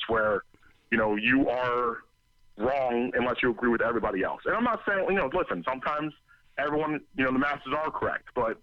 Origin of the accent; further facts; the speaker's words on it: Philadelphia, Pennsylvania, United States; also born or lived in Doylestown, Pennsylvania / Hatboro, Pennsylvania; I grew up in Philadelphia. I'm originally from there. I was born and raised, and then I moved to the suburbs in Doylestown, Pennsylvania, most of my life